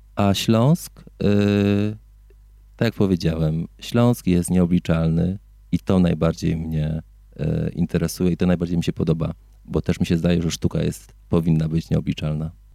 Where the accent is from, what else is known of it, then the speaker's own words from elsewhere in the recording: Greater Poland, Poland; moved away as an adult; now in Silesia, Poland; Ja również pochodzę z Wielkopolski